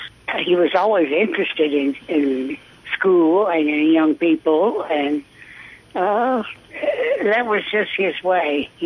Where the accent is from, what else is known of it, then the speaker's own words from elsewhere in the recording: Burgin, Kentucky, United States; also born or lived in Jessamine County, Kentucky; I'm from Bergen.